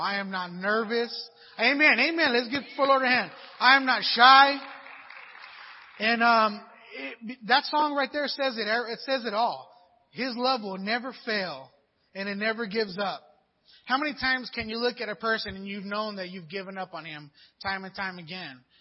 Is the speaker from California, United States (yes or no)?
yes; Pomona, California, United States; I grew up in Pomona, you know, a little rough little area out there, Pomona, California